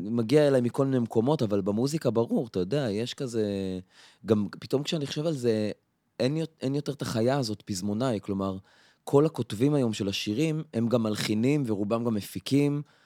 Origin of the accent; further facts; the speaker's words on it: Afula, Northern District, Israel; now in Tel Aviv, Israel; הילדות שלי בעפולה